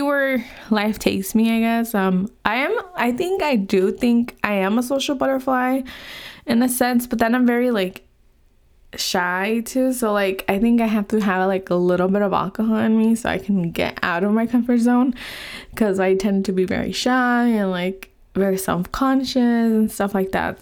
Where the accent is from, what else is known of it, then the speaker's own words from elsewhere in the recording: California, United States; moved away as an adult; now in Utah, United States; I am from California. I live in Utah now, um, and I have lived in California my whole life.